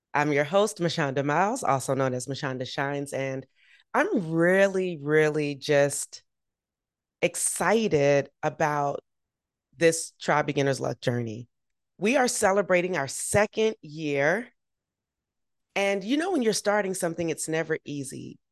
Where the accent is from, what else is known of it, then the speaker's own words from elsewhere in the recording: Augusta, Georgia, United States; Augusta, my hometown